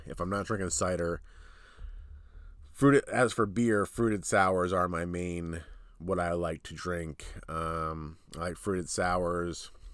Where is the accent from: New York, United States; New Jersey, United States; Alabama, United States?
New Jersey, United States; we're from New Jersey, so these are New Jersey places close to where we live